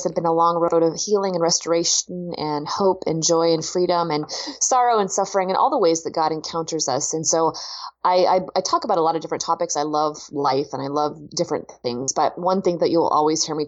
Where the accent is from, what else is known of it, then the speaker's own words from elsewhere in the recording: Pacific Northwest, United States; I grew up out in the Pacific Northwest in the rainy Northwest